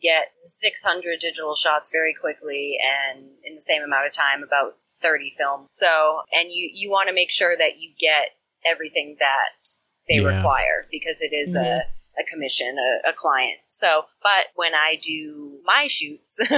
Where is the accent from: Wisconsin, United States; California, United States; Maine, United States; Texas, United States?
Maine, United States; Central; I'm from Central Maine